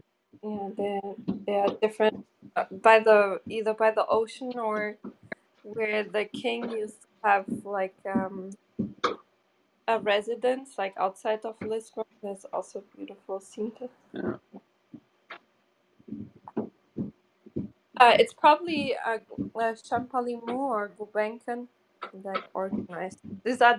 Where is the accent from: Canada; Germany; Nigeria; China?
Germany; also born or lived in Portugal; I'm from Portugal, but I grew up in Germany